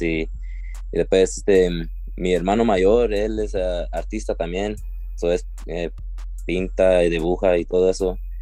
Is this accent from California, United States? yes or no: yes; Suisun City, California, United States; soy de aquí de Susun City, California